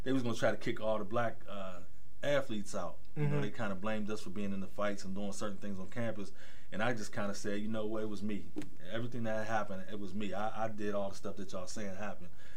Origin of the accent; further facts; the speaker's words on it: Braddock, Pennsylvania, United States; growing up in the Braddock area, North Braddock and Rankin